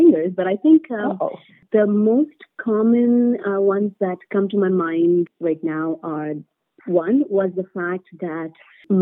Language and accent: English; India; moved away as an adult; I come from India, where bureaucracy is at a different scale altogether